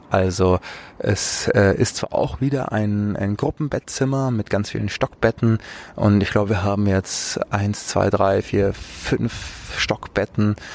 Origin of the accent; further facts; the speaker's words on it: Munich, Bavaria, Germany; Ich bin ja auch aus München.